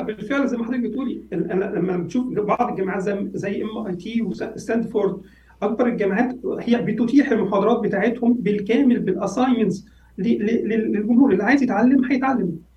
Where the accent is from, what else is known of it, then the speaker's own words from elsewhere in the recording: Egypt; عندنا في مصر